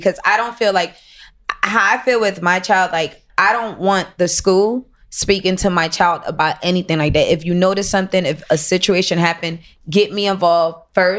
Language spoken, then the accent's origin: English; Miami, Florida, United States; I'm from Coconut Grove. So I live in Miami. I moved over there when I was 14.